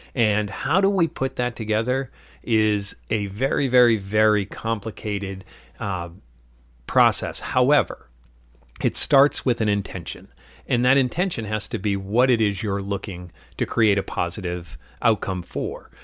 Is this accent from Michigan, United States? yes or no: no; Dracut, Massachusetts, United States; what I call my hometown, which is in Drake at Massachusetts